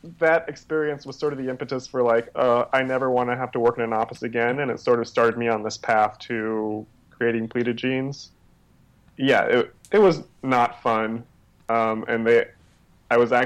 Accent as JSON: {"language": "English", "region": "Texas", "country": "United States", "tie": "born or raised there", "moved": "yes", "lives_now": "Los Angeles, United States", "said": "In Texas, I grew up in Texas."}